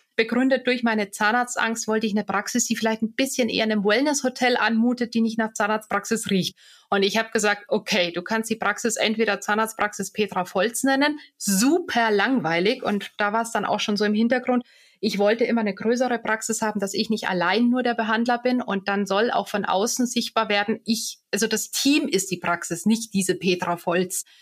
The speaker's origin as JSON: {"language": "German", "town": "Bad Tölz", "region": "Bavaria", "country": "Germany", "tie": "born or raised there", "also_born_or_lived": "Munich / Bonn", "lives_now": "Garmisch-Partenkirchen, Germany", "said": "ich bin ja gebürtige Tölzerin"}